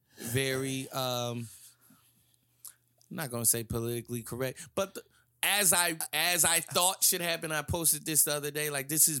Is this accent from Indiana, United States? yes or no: no; New Jersey, United States; growing up in Jersey